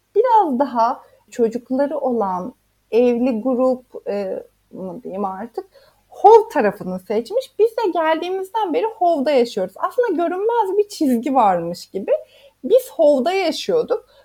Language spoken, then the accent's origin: Turkish; Isparta, Turkey; first language Turkish; moved away as an adult; also born or lived in Istanbul; now in Hove, United Kingdom; Ben Akdeniz'e küçüklüğümde Sparta'da büyüdüğüm için hep Akdeniz'e gittik